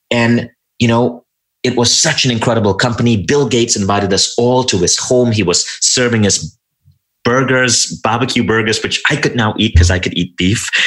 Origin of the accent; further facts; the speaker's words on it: Malaysia; now in United States; cable television came in and that's when I shifted my orientation and even my accent. And I moved to the US and I became a little bit more American.